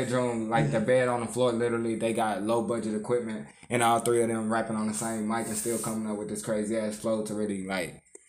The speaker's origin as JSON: {"language": "English", "town": "Houston", "region": "Texas", "country": "United States", "said": "I'm from Houston."}